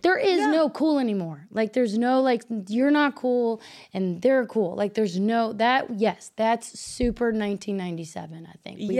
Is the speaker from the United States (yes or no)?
yes; the South, United States; because I'm from the South, and I'm polite anyway